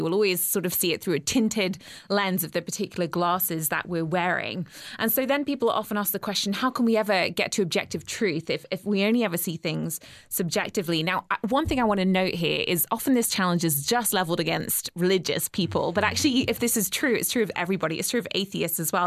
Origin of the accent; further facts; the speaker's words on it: England, United Kingdom; moved away as an adult; now in Georgia, United States; growing up in England